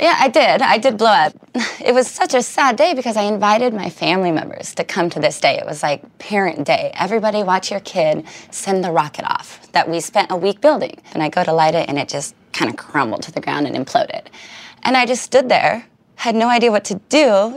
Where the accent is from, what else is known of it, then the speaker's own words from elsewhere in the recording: Richland, Washington, United States; the B 52 bomber is named after my hometown